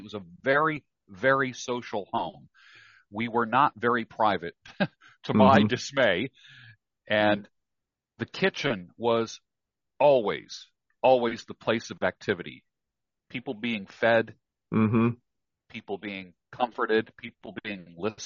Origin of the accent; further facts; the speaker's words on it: New York, United States; I grew up in New York.